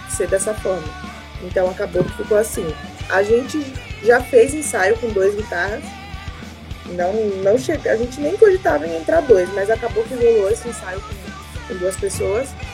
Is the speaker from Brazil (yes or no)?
yes; Northeast Region, Brazil; now in São Paulo, Brazil; eu sou nordestina também